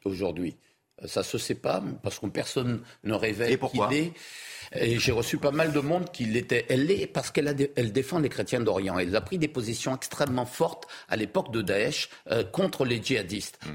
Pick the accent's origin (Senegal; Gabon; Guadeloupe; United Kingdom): Guadeloupe; je suis d'origine libanaise, je suis guadeloupéen à 100%